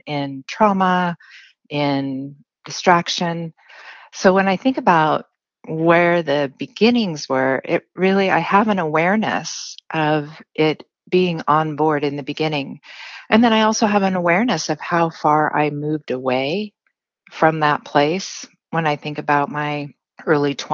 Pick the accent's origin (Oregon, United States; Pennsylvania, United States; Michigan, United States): Oregon, United States; Central; I grew up in Central Oregon, so we had some property